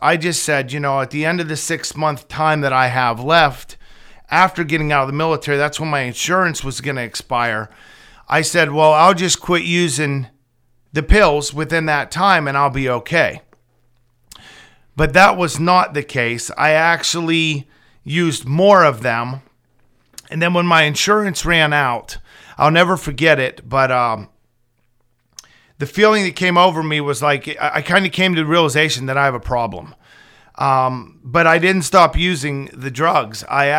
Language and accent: English; Brockway, Pennsylvania, United States; I'm 41 years old. I grew up in Brockway, Pennsylvania, graduated in 1999.